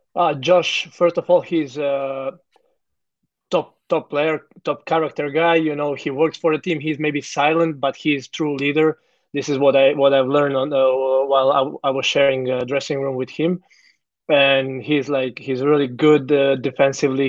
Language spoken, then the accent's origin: English; Zagreb, City of Zagreb, Croatia; moved away as an adult; now in Melbourne, Australia; born and raised in Zagreb, Croatia